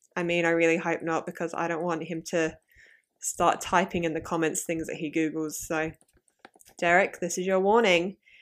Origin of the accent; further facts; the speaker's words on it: southeast of London, South East England, United Kingdom; I end up just going, "London, 'cause it's easier." But I'm like, um, more southeast than